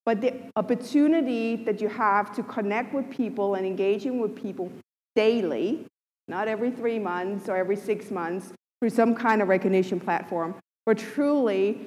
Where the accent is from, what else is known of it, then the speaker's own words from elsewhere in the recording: Denmark; I'm from Denmark.